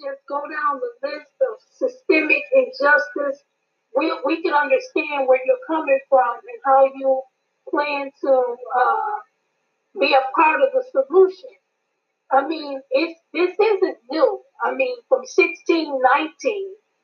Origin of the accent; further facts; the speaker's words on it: Michigan, United States; I'm from Michigan.